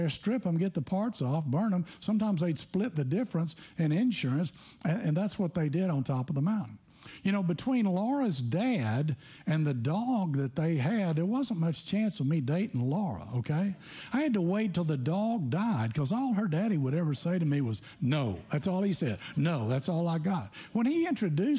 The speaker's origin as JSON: {"language": "English", "region": "Tennessee", "country": "United States", "tie": "born or raised there", "said": "growing up in Tennessee"}